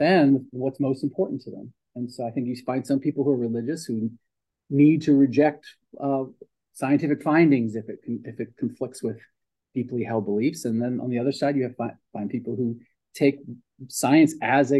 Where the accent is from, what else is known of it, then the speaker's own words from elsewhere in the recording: Pennsauken, New Jersey, United States; also born or lived in Philadelphia, Pennsylvania; grew up in Pensauken over in New Jersey